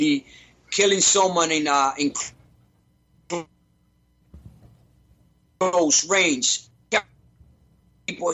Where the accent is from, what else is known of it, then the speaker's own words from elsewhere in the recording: New York, United States; we are from New York, too